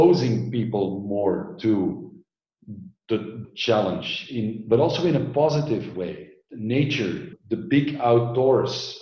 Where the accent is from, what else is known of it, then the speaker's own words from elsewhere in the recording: Belgium; moved away as an adult; also born or lived in Orange County, California, United States; I grew up in Belgium, densely populated.